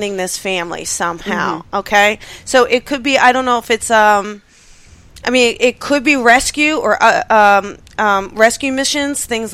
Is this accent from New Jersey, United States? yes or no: yes; New Jersey, United States; I am from Jersey